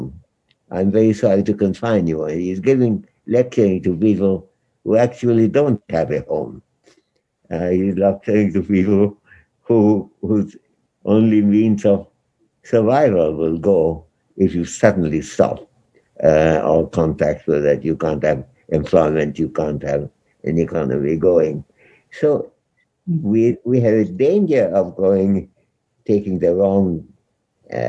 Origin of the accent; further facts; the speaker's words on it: India; as an Indian